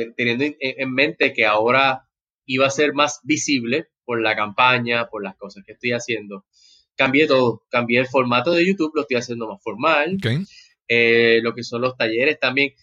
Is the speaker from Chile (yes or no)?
no; Puerto Rico; como boricua, como latino